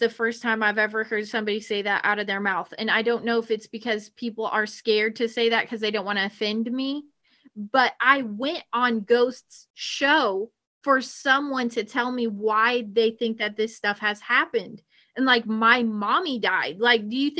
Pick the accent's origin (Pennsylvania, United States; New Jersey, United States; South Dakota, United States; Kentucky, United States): Kentucky, United States; we're Hicks from Kentucky